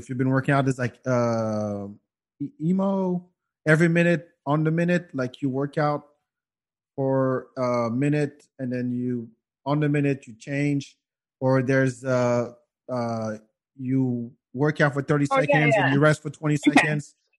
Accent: France; moved away; we grew up together in France

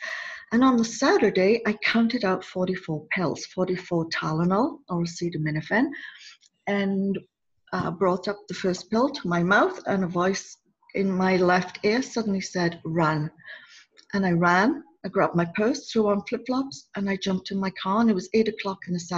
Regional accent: United Kingdom; I'm a Brit

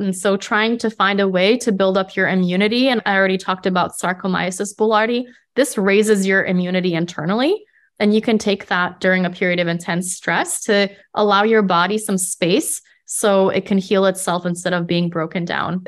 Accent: Midwest, United States; moved away as an adult; also born or lived in Europe / Netherlands / Poland / Colorado; now in California, United States; I grew up in the Midwest and I lived in the Netherlands and I've lived in Poland and Colorado

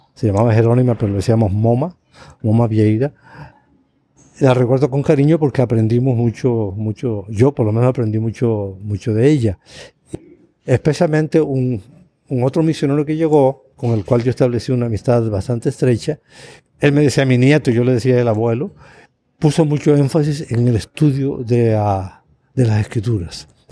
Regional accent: Canary Islands, Spain; moved away as an adult; now in Costa Rica; Canarias, de donde soy originario

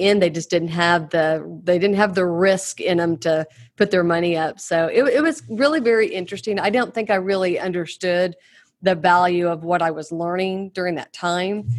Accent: Oklahoma, United States; born and raised in Oklahoma.

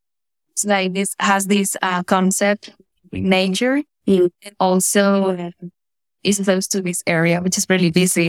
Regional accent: Guamal, Magdalena, Colombia; English is a second language; also born or lived in Barranquilla, Colombia; I was born there, but I grew up in a small town called Guamal Magdalena. That was like in the Caribbean region. I grew up in Guamal Magdalena. I studied there until high school.

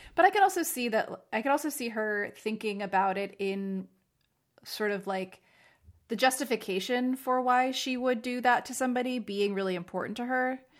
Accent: New Jersey, United States; I'm from Jersey

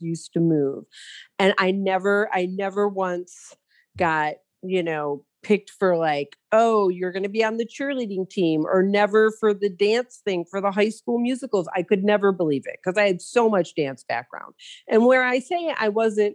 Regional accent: Detroit, Michigan, United States; growing up in Detroit in the 80s

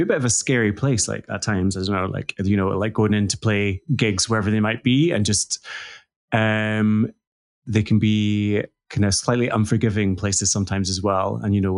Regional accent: central Scotland, United Kingdom; So I grew up in Scotland. So central Scotland, in like a small village in rural central Scotland.

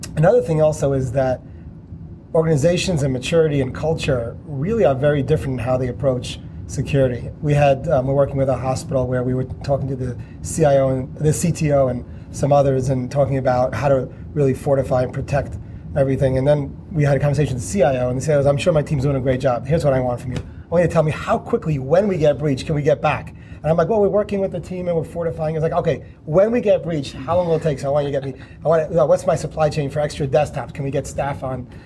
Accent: New York, United States; I'm from New York

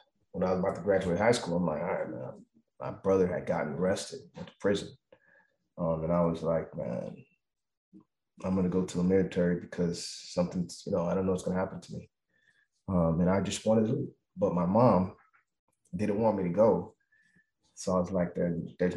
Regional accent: Miami, Florida, United States; I grew up in Miami, Florida

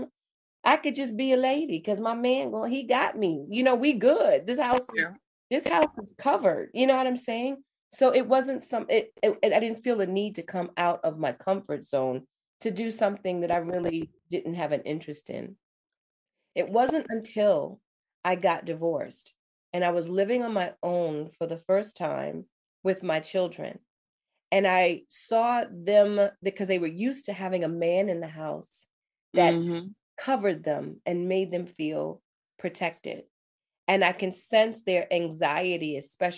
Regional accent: New York City, New York, United States; I was born and raised in New York City, I grew up in the Bronx

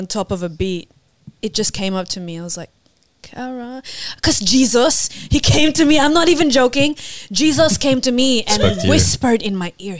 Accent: Mosman, New South Wales, Australia; I grew up in Mosman.

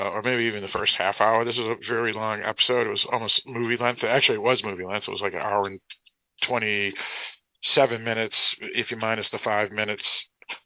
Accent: Boston, Massachusetts, United States; my hometown of Boston

